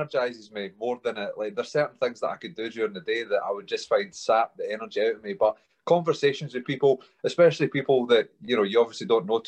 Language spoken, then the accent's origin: English; Alva, Scotland, United Kingdom; also born or lived in Linlithgow; I grew up in Stirling. Just outside there, a little village called Alva. I was born in Linlithgow and moved through to Alva with my mum, dad and brother at that point